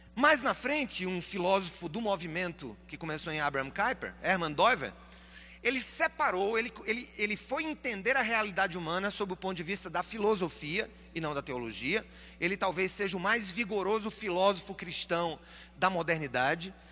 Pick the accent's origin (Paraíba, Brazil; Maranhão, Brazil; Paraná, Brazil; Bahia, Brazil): Paraíba, Brazil; eu sou paraibano